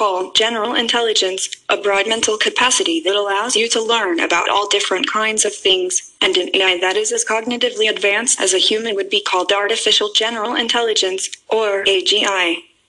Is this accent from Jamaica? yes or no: no; Hong Kong; I'm from Hong Kong. So I suppose that I know dim sum.